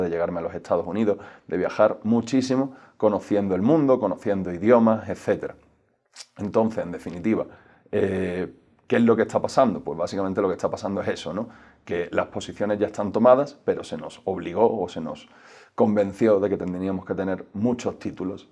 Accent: Spain; somos los jóvenes españoles sobradamente preparados

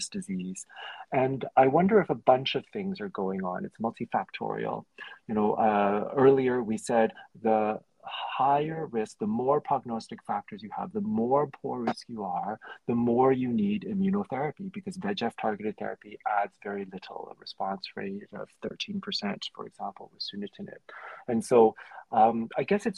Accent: Canada; I'm Canadian.

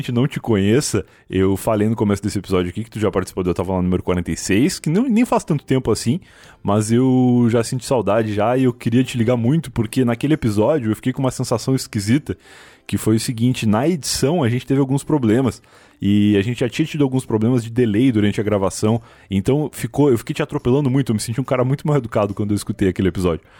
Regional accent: Rio Grande do Sul, Brazil; sou gaúcho.

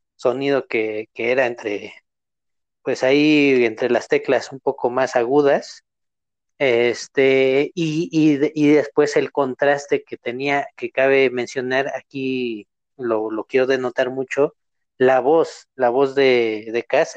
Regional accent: Mexico

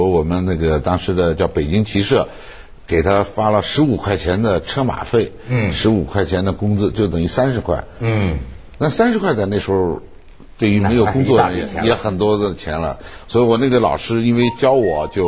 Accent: Sichuan, China; 说的说那个太太是是我们四川人

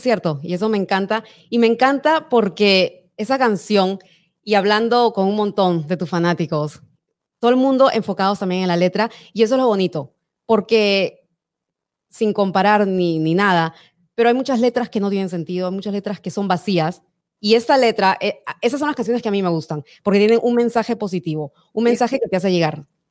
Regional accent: Peru; moved away; Yo soy peruana

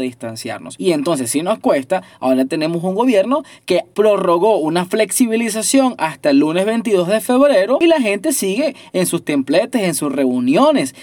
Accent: Venezuela; Nosotros nos relacionamos aquí en Venezuela, los que todavía estamos en Venezuela

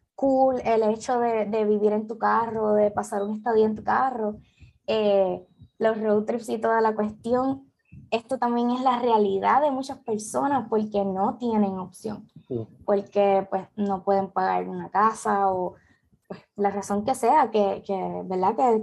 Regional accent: Puerto Rico; aquí en Puerto Rico

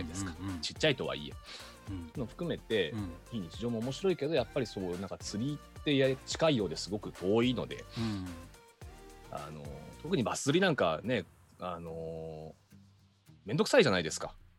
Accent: Tokyo, Japan; 江戸っ子なんで

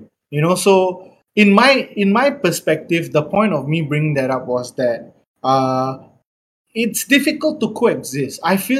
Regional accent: Singapore; growing up in Singapore

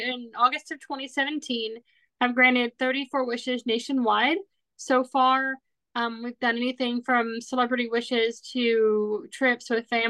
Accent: Orlando, Florida, United States; now in Nashville, United States; I am originally from Orlando, Florida.

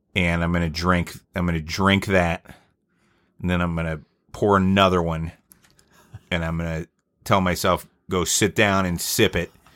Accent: Atlanta, Georgia, United States; I'm at Georgia Tech, which is, we're from Atlanta

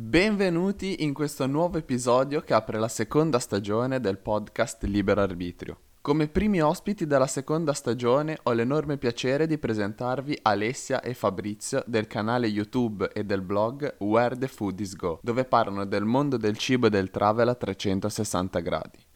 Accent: Genoa, Liguria, Italy; io vivo a Genova, sono di Genova

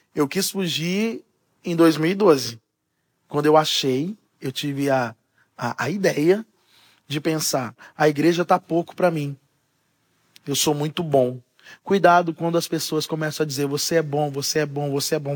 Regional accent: Ribeirão Preto, São Paulo, Brazil; also born or lived in Uberaba, Minas Gerais; E com três para quatro anos de idade, nós mudamos para Ribeirão Preto

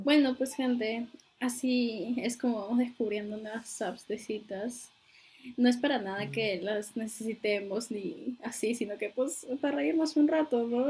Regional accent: Peru; soy de Perú

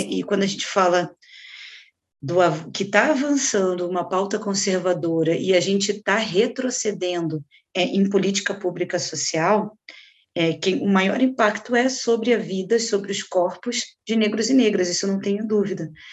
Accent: Rio de Janeiro, Brazil; moved away as an adult; now in Curitiba, Brazil; do que era no Rio de Janeiro, que é de onde eu vim

